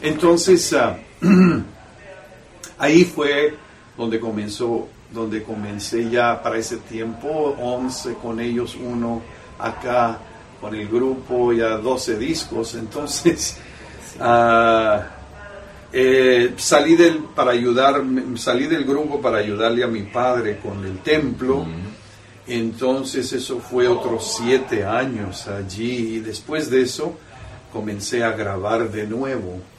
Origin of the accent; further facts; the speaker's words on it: San Diego, California, United States; yo nací en San Diego, California. Mis antecedentes, sin embargo, son de Jalisco